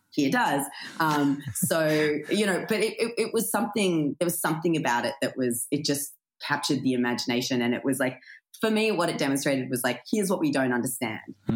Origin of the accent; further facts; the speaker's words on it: Australia; I grew up in a country town